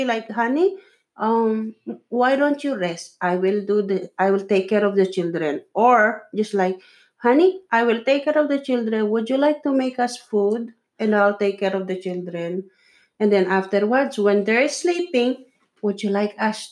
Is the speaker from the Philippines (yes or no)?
yes; Philippines; English is a second language; I'm a Filipino